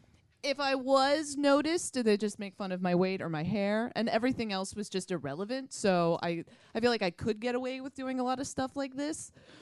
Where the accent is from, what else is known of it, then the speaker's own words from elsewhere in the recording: outside Boston, Massachusetts, United States; now in New York, United States; I grew up outside Boston as well.